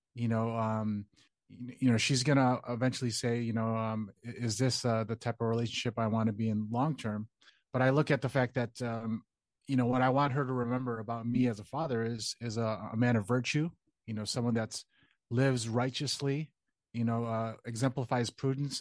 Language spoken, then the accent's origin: English; Chicago, Illinois, United States; born and raised in Chicago